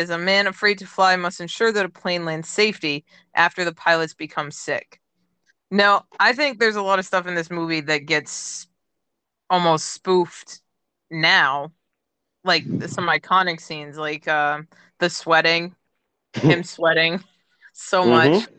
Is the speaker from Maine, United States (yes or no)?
yes; Maine, United States; I grew up in Maine